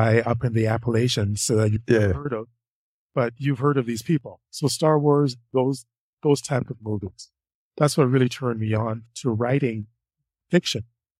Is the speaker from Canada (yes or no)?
yes; Canada; I'm Canadian. I live in Ottawa.